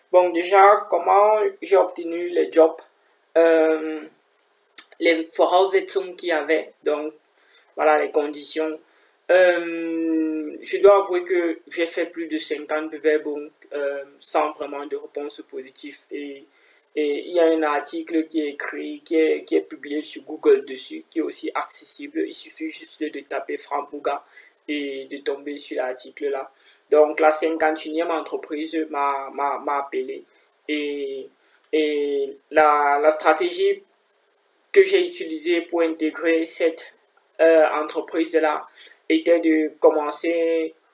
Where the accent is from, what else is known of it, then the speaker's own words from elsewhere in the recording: Cameroon; now in Kaiserslautern, Germany; j'ai 23 ans, je suis camerounais.